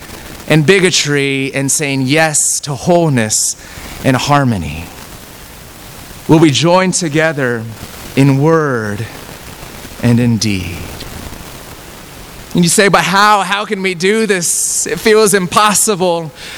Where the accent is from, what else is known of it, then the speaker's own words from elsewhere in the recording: United States; I am Korean American and proud and yet also broken.